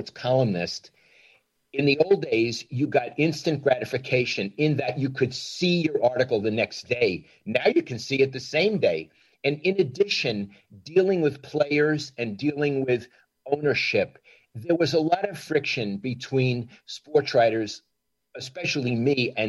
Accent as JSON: {"language": "English", "region": "New York", "country": "United States", "moved": "as an adult", "said": "I'm from New York"}